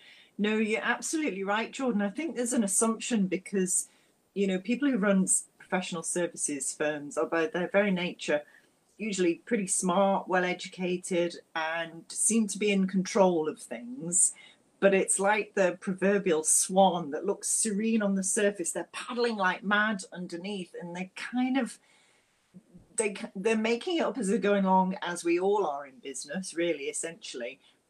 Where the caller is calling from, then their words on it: Edinburgh, Scotland, United Kingdom; I'm speaking from Edinburgh in a very dark, rainy Scotland.